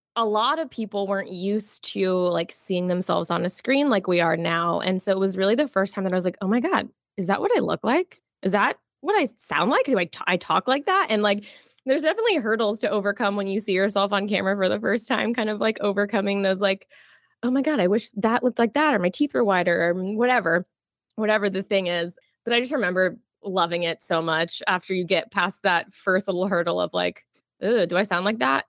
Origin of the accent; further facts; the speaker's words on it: Jacksonville, Florida, United States; also born or lived in Miami, Florida; I was born in Miami, um, but I grew up mostly in Jacksonville, Florida, so border of Florida and Georgia